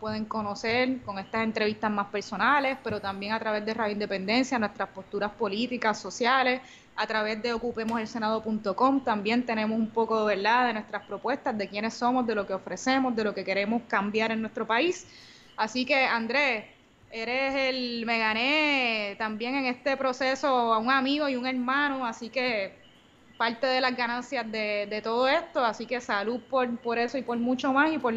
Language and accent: Spanish; Manatí, Puerto Rico; No, soy de Manatí.